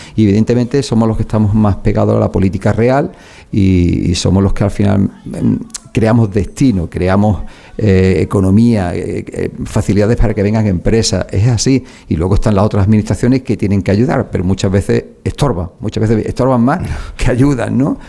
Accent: Málaga, Andalusia, Spain; soy malagueño

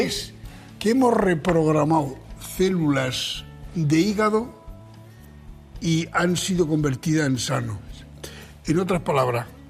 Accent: Archena, Region of Murcia, Spain; De Archena

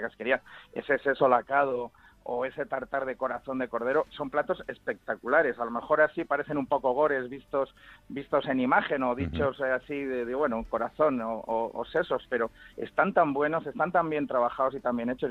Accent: Spain; somos los españoles que más, que más consumimos casquería

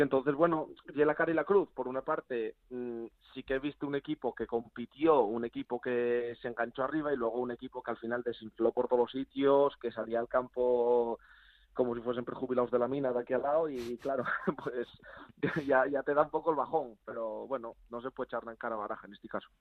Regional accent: Spain; como español que soy

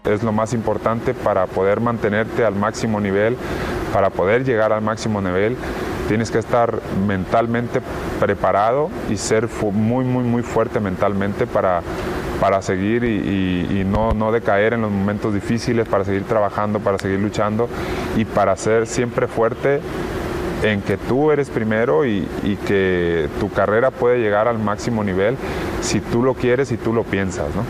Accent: Mexico; moved away; Me veo en México. Eh, mi familia está ahí, mis amigos están ahí, mi hijo está ahí

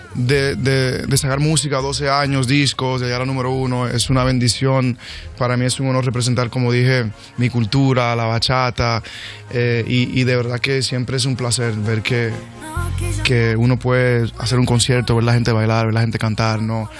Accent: New York, United States; yo nací en New York, en el Bronx. Mis padres son dominicanos

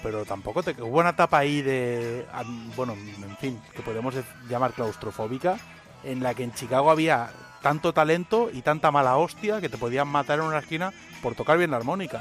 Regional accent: Catalonia, Spain; yo crecí en Cataluña

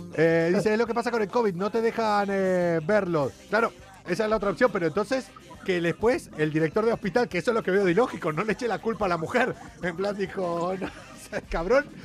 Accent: Mendoza, Argentina; moved away; yo soy de allá de casi al lado, de allá de Mendoza

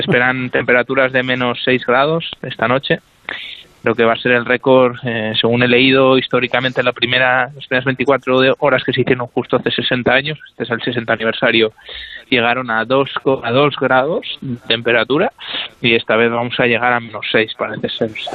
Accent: Spain; somos tres españoles

